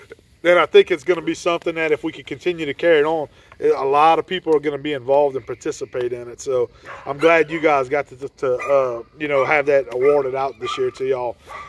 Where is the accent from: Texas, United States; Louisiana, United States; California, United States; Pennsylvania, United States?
Louisiana, United States; Ville Platte; growing up where we grew up in Ville Platte, Louisiana, not too far from here in Marksville